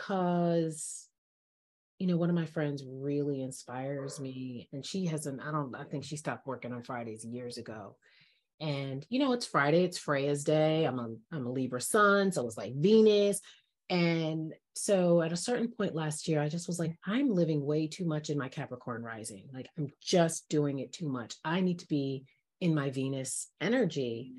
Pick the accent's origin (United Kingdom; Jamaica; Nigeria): Jamaica; And I'm Jamaican.